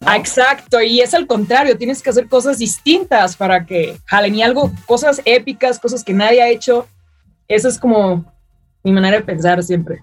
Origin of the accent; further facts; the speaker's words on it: Mexico; siendo la primera mexicana en hacer eso